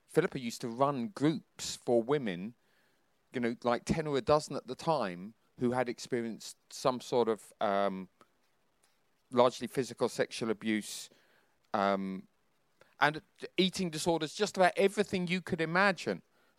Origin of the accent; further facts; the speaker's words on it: Bedford, East of England, United Kingdom; After being in Hong Kong, we came to Bedford. It was my hometown.